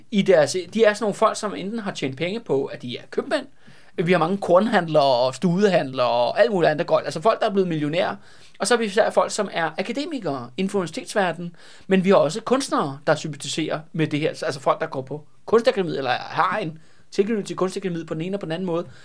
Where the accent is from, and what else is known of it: Denmark